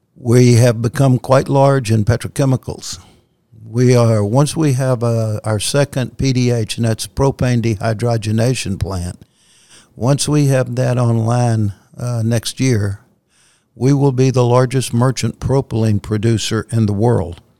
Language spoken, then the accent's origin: English; Louisiana, United States; moved away; I grew up in Louisiana